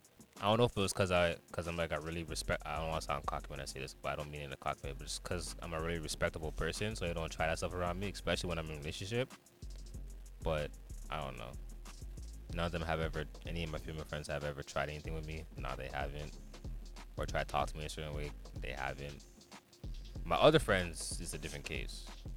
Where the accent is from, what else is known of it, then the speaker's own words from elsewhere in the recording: Jamaica; I'm a Jamaican.